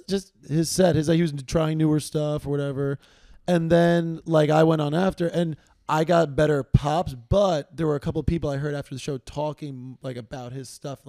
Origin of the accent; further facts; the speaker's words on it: New York City, New York, United States; living in New York, that's the thing, like, I'm from Queens.